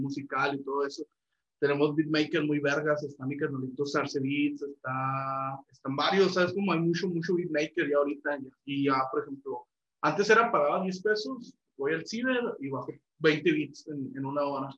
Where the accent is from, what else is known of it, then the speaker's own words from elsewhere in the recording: Chihuahua, Mexico; yo crecí ahí en la Villanueva.